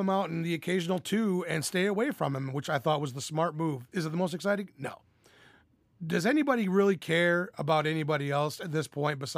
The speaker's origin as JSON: {"language": "English", "region": "Arkansas", "country": "United States", "said": "And I'm from Arkansas"}